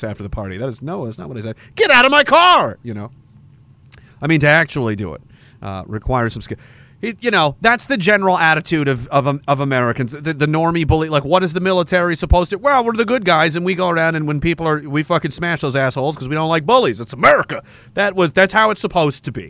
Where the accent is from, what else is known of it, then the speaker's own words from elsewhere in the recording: Canada; As a soldier of the military of this country